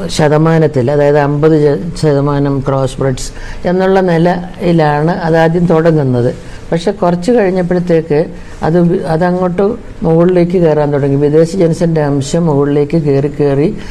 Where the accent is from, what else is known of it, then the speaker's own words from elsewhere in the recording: Kuttanad, Kerala, India; ഞാൻ ഈ കുട്ടനാട്ടിലൊക്കെ ജനിച്ചു വളർന്നത്